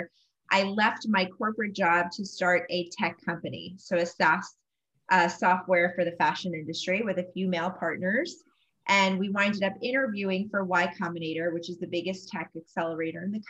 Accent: New Jersey, United States; also born or lived in Manhattan, New York; now in Austin, United States; I grew up in New Jersey, spent the last 18 years living in Manhattan, and I just moved to Austin, Texas

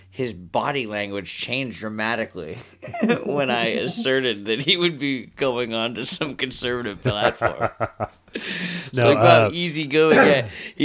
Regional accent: Bellevue, Washington, United States; I grew up in Bellevue.

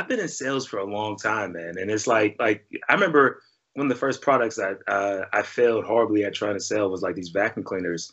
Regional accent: Pittsburgh, Pennsylvania, United States; I'm from Pittsburgh.

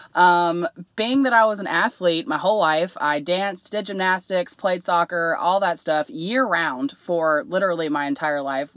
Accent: Cincinnati, Ohio, United States; I'm from Cincinnati

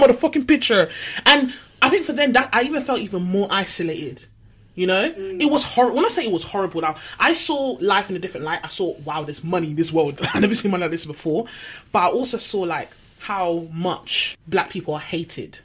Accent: London, United Kingdom; I was from Manor House

